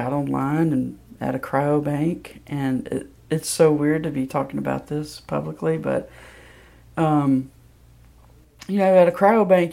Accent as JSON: {"language": "English", "town": "Senatobia", "region": "Mississippi", "country": "United States", "tie": "born or raised there", "moved": "yes", "lives_now": "Memphis, United States", "said": "I grew up in Senatobia, Mississippi, which is a very small town"}